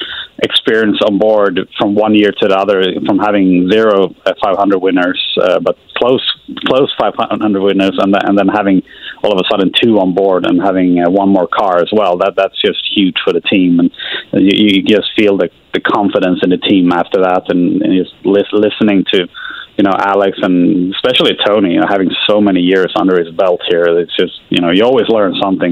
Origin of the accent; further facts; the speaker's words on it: Sweden; now in Indianapolis, United States; there's a lot of lakes where I grew up in Sweden